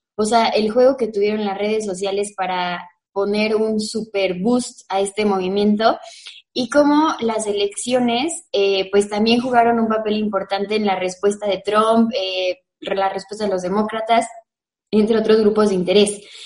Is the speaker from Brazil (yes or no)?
no; Mexico; los mexicanos